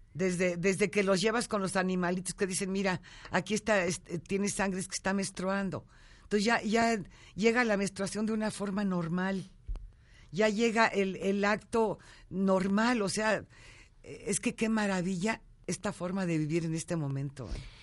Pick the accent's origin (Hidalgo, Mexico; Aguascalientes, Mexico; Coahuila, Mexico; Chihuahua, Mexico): Chihuahua, Mexico; Ojinaga; moved away; Soy de Ojinaga, Chihuahua. Nací en un ranchito ahí en, Cañada Ancha, un rancho de mi abuela. Entonces imagínate la crianza